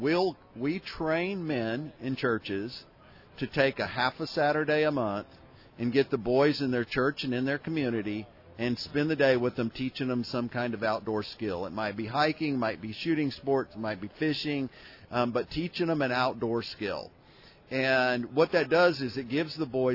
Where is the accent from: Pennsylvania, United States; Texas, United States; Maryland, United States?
Texas, United States; Houston; now in Austin, United States; Born and raised in Houston, Texas.